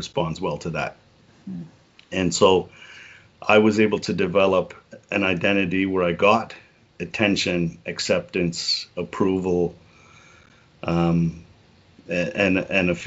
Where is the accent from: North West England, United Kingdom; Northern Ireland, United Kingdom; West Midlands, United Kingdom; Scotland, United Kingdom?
North West England, United Kingdom; Liverpool; moved away; I'm from Liverpool